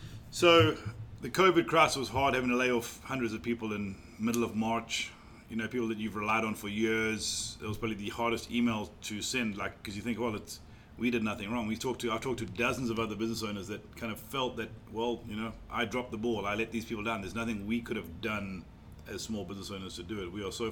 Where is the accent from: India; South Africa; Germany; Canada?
South Africa; also born or lived in Mauritius; now in North Carolina, United States; I was born in Mauritius, grew up in South Africa, and I've been fortunate to call North Carolina home for 20 years now.